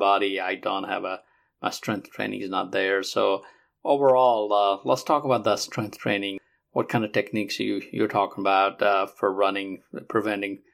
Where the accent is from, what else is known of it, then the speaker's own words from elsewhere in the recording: Nepal; now in Alabama, United States; I'm originally from Nepal, but I live in Alabama.